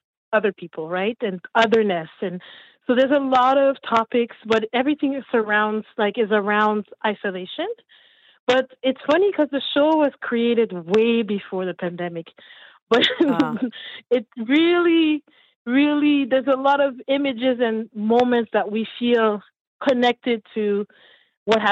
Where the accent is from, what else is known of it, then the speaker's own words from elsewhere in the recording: Montreal, Quebec, Canada; also born or lived in Haiti; I'm from Montreal, raised in Montreal, originally from Haiti. Came here in 76 years ago.